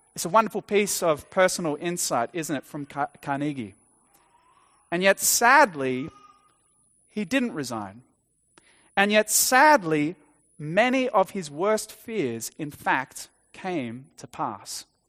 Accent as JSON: {"language": "English", "country": "Australia", "tie": "born or raised there", "said": "growing up in Australia, attending an Anglican church as a child"}